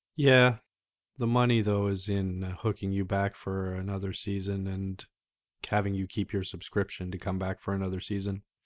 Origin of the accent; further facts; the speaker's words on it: Canada; just being Canadian